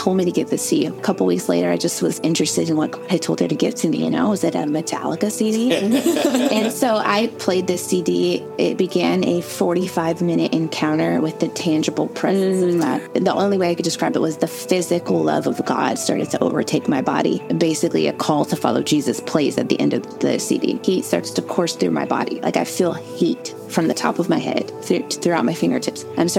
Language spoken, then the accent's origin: English; Indiana, United States; I'm from the Midwest.